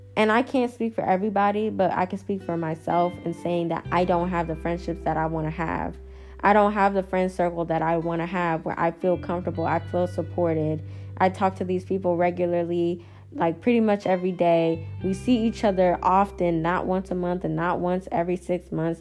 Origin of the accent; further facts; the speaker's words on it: Dallas, Texas, United States; also born or lived in Houston, Texas; the summer of 9th grade going into 10th grade year is when I moved to Houston from Dallas